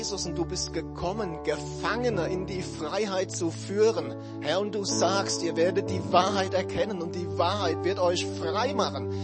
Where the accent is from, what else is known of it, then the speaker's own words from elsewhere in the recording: Germany; wir Deutsche